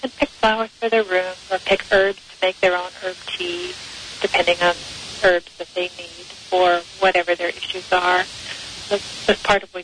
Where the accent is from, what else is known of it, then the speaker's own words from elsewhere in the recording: Los Angeles, California, United States; I grew up in Los Angeles